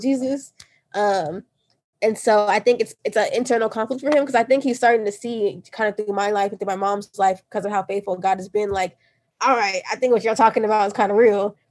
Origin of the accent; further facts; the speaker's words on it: Nigeria; I'm Nigerian